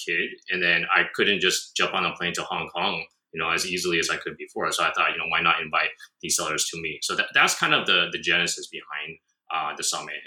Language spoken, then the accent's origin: English; United States; moved away as an adult; also born or lived in Shanghai, China; now in Japan; I'm from America